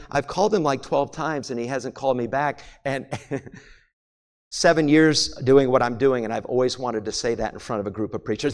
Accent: New England, United States; also born or lived in Maine / New Hampshire; When I was a kid growing up in New England, I grew up in Maine and New Hampshire

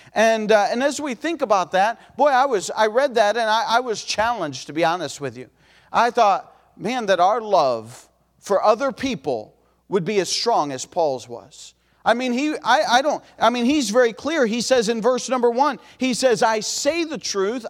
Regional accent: Ohio, United States; we're from Ohio

